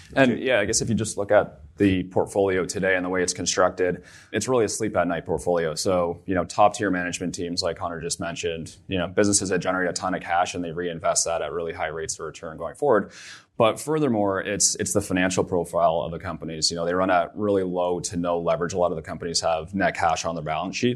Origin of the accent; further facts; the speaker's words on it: Barrie, Ontario, Canada; also born or lived in Vancouver, British Columbia; I'm from Barrie, Ontario, so an hour north of here.